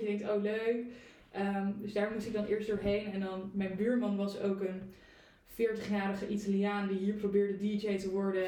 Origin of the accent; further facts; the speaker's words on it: Breukelen, Utrecht, Netherlands; moved away as an adult; also born or lived in The Hague; ik kom uit Breukelen